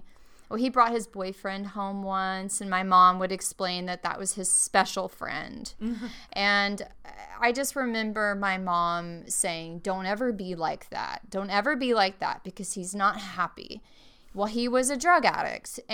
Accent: Longview, Texas, United States; moved away; I grew up in Longview, Texas, which is Northeast Texas, in what they call the Bible Belt

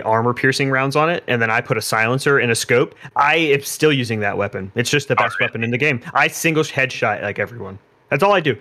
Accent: South Florida, United States; I'm from South Florida

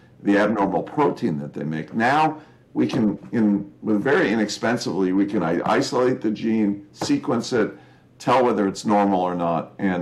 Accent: California, United States; I'm a Californian, first generation American

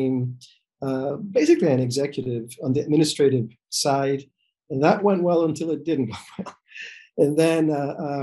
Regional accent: El Salvador; moved away as an adult; also born or lived in New York City; now in Rhode Island, United States; I was born in El Salvador, back a few decades ago. And then I went to medical school actually in El Salvador

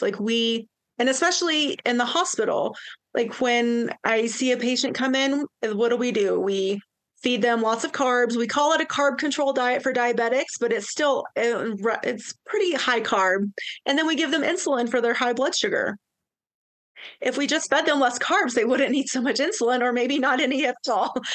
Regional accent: East Tennessee, United States; now in Tahoe, United States; I'm originally from East Tennessee.

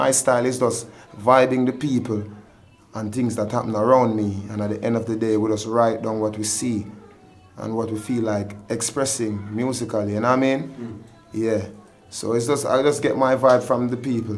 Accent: Kingston, Jamaica; I grew up in Kingston

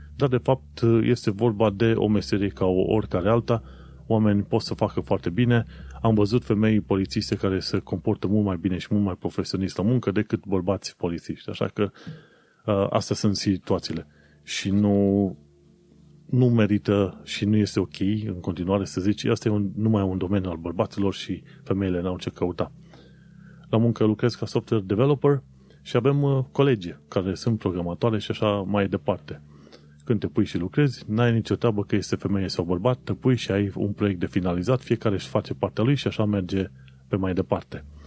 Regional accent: Romania; now in United Kingdom

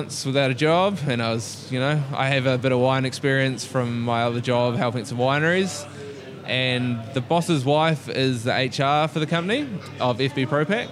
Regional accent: Christchurch, Canterbury, New Zealand; moved away as an adult; now in Melbourne, Australia; As a Kiwi

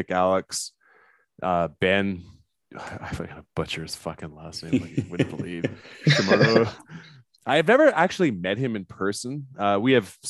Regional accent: Canada; I'm Canadian.

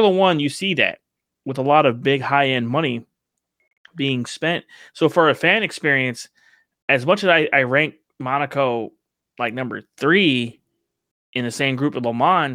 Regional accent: United States; as an American

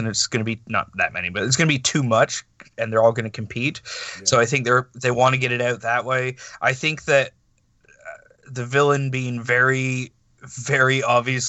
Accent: Canada; I'm Canadian and we don't get it up here

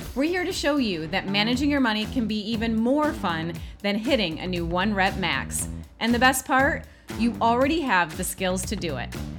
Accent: Michigan, United States; We grew up in Michigan, where you're going to lakes all the time

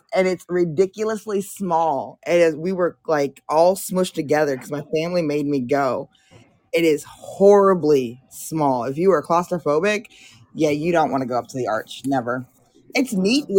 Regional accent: Pittsburgh, Pennsylvania, United States; accent: Pittsburgh; now in St. Louis, United States; if I go back to Pittsburgh where I was with my grandma, it's the same thing. I will sound just like this, but the minute you piss me off, I'll start sounding like I'm from Pittsburgh

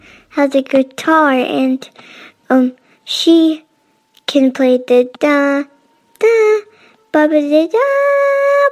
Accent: Syracuse, New York, United States; From Syracuse, New York

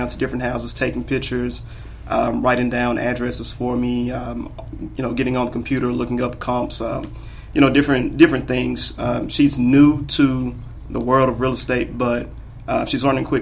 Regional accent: Memphis, Tennessee, United States; I'm originally from Memphis, Tennessee. Been here all my life

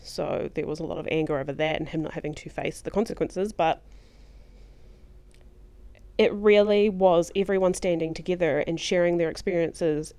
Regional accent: New Zealand; I'm from New Zealand

